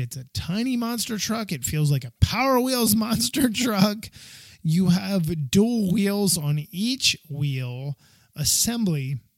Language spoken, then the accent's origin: English; Northeast, United States; growing up in the Northeast in the United States, a lot of snow in the winter